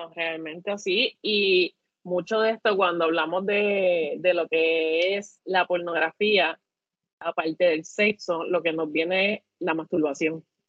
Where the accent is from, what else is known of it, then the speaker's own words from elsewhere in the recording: Puerto Rico; como buenos boricuas